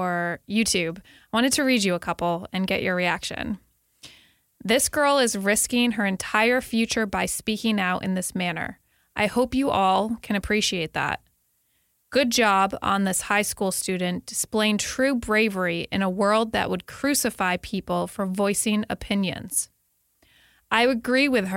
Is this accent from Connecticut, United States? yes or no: yes; Connecticut, United States; moved away; my home state of Connecticut